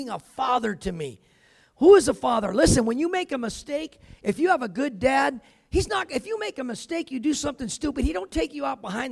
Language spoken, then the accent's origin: English; California, United States; I grew up in California, so it wasn't cold like Colorado